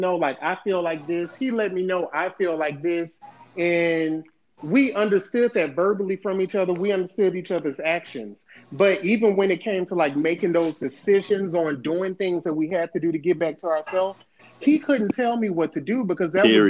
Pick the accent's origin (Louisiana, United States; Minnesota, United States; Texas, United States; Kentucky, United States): Louisiana, United States; also born or lived in Mobile, Alabama; now in San Diego, United States; I'm originally from Louisiana. That was even countryer than Mobile, and then I moved there.